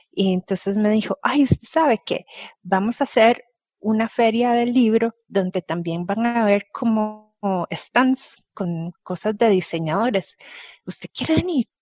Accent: Costa Rica; cómo somos los ticos, qué comemos, dónde vivimos

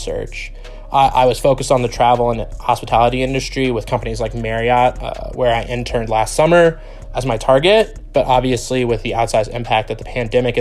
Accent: Indianapolis, Indiana, United States; moved away as an adult; now in Ann Arbor, United States; I'm originally from Indianapolis, Indiana, but currently live in Ann Arbor, Michigan

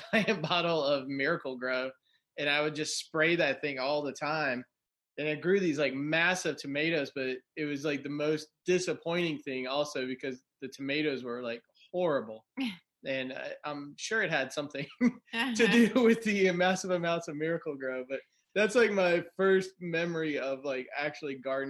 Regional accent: Tampa, Florida, United States; I grew up in Tampa, Florida

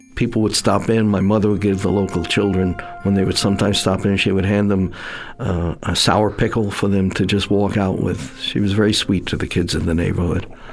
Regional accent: New York City, New York, United States; also born or lived in Staten Island; I'm born and raised in Brooklyn

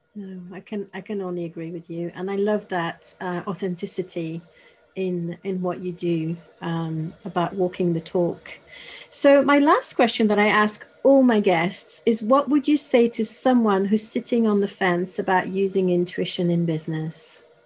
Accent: Paris, Île-de-France, France; now in Bristol, United Kingdom; I'm in the UK, but I'm actually from Paris. I'm French

